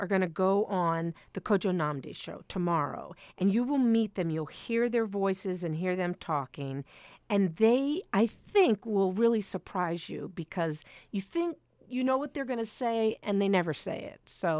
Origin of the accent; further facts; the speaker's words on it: Washington, District of Columbia, United States; I grew up in Washington, D.C. in Adams Morgan.